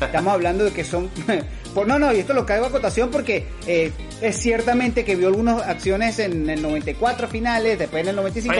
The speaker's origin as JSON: {"language": "Spanish", "country": "Venezuela", "said": "como venezolano"}